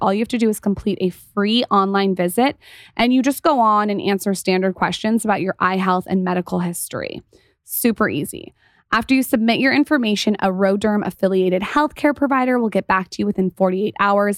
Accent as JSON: {"language": "English", "town": "San Diego", "region": "California", "country": "United States", "also_born_or_lived": "Los Angeles", "said": "we're from San Diego"}